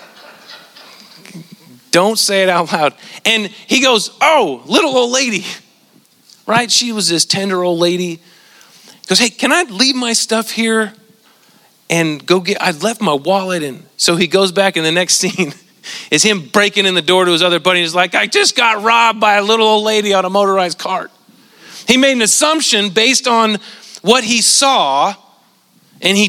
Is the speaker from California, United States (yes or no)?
yes; Central Valley of California, United States; moved away; Where I grew up in the Central Valley of California